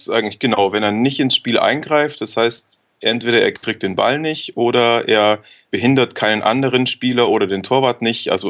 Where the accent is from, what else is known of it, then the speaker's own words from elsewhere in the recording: Augsburg, Bavaria, Germany; now in Cologne, Germany; Nee, ich komme wirklich aus, aus dem Süden, also ursprünglich aus Augsburg. Aber bin schon seit ein paar Jahren in Köln beheimatet.